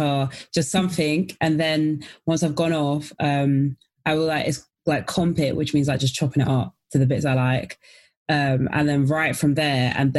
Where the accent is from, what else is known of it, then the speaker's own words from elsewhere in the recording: London, United Kingdom; from South London